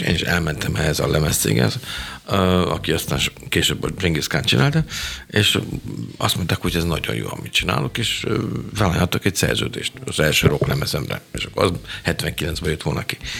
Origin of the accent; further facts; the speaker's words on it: Budapest, Hungary; moved away as an adult; now in Germany; én egy pesti srác vagyok